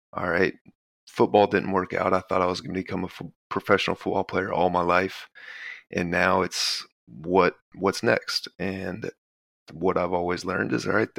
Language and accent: English; Texas, United States; also born or lived in Baton Rouge, Louisiana; I was born in Baton Rouge, but I grew up in Texas